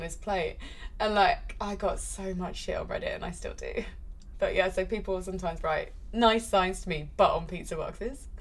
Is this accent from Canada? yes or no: no; United Kingdom; I'm British